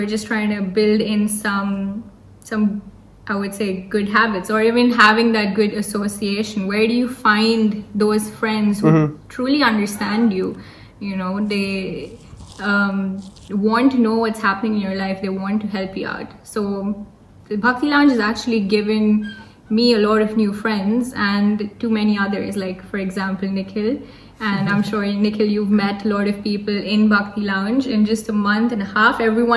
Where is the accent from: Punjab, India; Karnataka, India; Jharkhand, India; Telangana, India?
Telangana, India; Hyderabad; I'm from Hyderabad